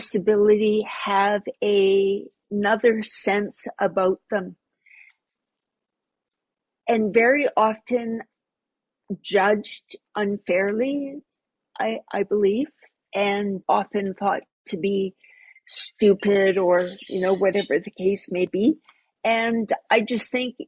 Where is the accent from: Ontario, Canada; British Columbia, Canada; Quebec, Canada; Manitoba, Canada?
British Columbia, Canada; Sparwood; born or raised there